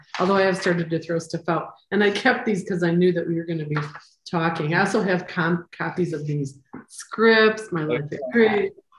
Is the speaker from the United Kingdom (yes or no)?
no; Costa Rica; I'm from Costa Rica.